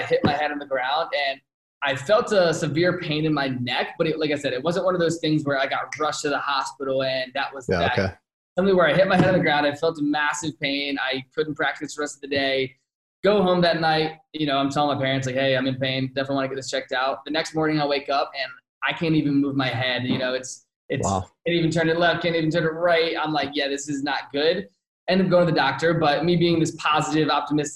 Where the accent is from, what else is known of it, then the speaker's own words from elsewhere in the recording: outside of Richmond, Virginia, United States; moved away as an adult; also born or lived in Phoenix, Arizona; now in Scottsdale, United States; I'm born and raised outside of Richmond